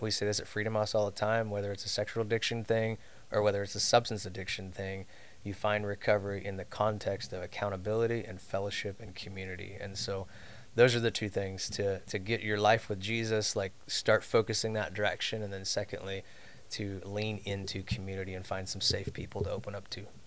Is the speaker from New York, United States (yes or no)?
no; suburbs of Chicago, Illinois, United States; I was raised down in the Midwest suburbs of Chicago area